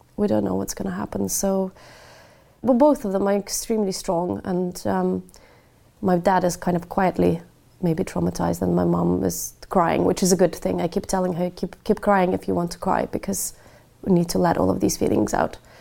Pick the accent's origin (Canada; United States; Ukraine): Ukraine; now in United Kingdom; Kherson, which is about seventy kilometers away from my hometown